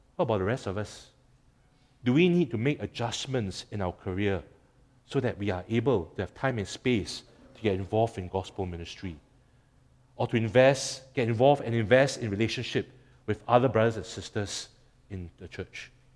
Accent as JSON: {"language": "English", "country": "Singapore", "said": "as a Singaporean"}